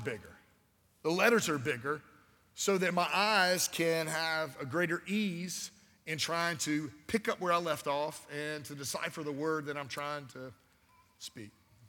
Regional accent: Albany, Georgia, United States; This is my hometown. I was born here

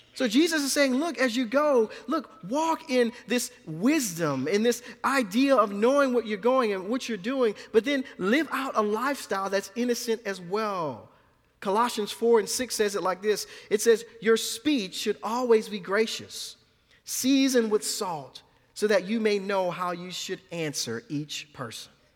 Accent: New Orleans, Louisiana, United States; born or raised there; moved away

